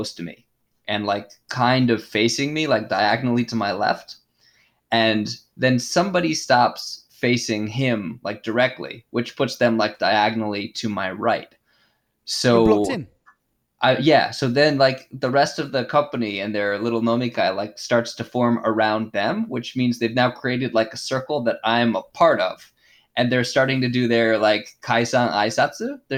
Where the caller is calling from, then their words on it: Japan; I'm calling in from Japan.